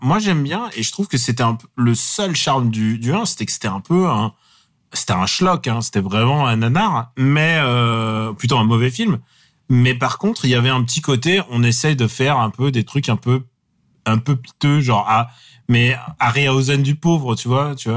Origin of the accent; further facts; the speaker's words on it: Russia; now in France; je parle à mon fils en russe